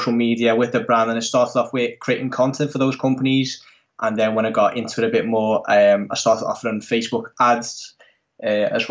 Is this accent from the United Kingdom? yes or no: no; Netherlands; I'm from the Netherlands, born and raised in the Netherlands